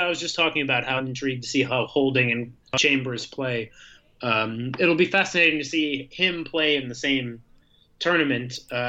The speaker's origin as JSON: {"language": "English", "region": "Wisconsin", "country": "United States", "tie": "born or raised there", "moved": "yes", "lives_now": "Chicago, United States", "said": "I grew up in Wisconsin"}